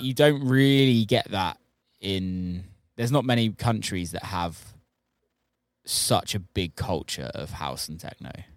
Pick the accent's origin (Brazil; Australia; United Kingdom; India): United Kingdom; being British